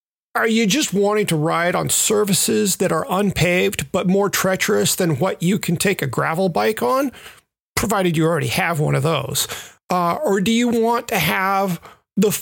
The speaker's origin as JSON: {"language": "English", "town": "Memphis", "region": "Tennessee", "country": "United States", "tie": "born or raised there", "said": "the trails that I grew up riding in Memphis"}